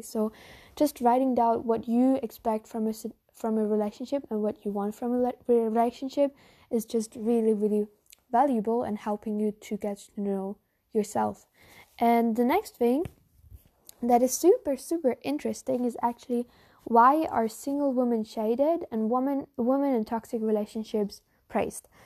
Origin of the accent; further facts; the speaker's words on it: Germany; first language German; English is a second language; I'm no native English speaker, but I'm a German speaker. I'm from Germany